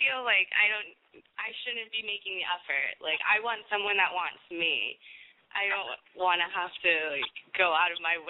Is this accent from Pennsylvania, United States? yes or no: no; Texas, United States; now in Los Angeles, United States; I'm Latina. I'm from Texas. I'm a Texas girl, and I'm really proud of that.